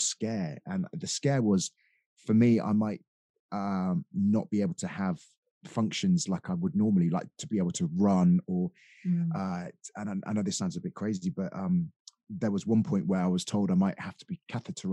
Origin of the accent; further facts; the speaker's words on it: Dorset, South West England, United Kingdom; also born or lived in Sidmouth, Devon; I was brought up in Dorset by a single parent family.